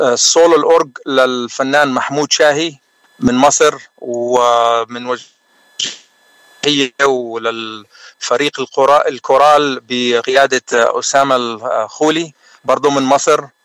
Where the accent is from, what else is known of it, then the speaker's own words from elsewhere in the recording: Jwaya, South Governorate, Lebanon; now in San Antonio, United States; انا من جويه من الجنوب اللبناني وصار لي بالاغتراب اكثر من 30 سنه